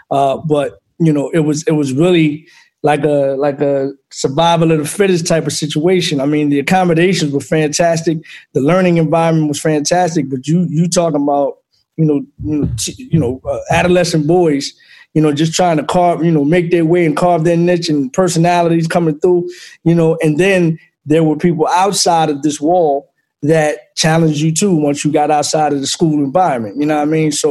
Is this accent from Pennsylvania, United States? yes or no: yes; Philadelphia, Pennsylvania, United States; Um, Philly, Philly was definitely de- that's where I got the cut of my jib in all facets